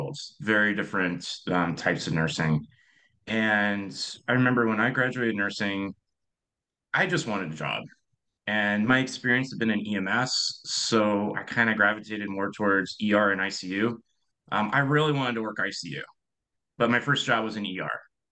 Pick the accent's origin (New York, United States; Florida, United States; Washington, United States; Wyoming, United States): Washington, United States; Seattle; moved away as an adult; now in Northern California, United States; I'm originally from Seattle